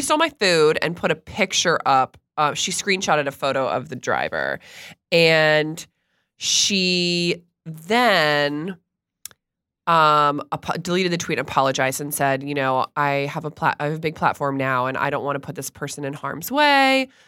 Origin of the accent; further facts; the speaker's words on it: Stuart, Florida, United States; moved away; I grew up in Stuart, Florida